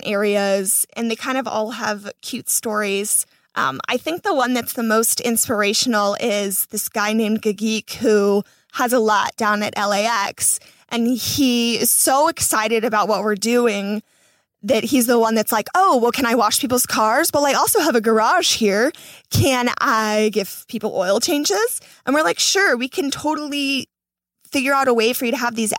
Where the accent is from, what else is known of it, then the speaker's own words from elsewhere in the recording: Florida, United States; moved away as an adult; now in Los Angeles, United States; I'm not from LA. I'm from Florida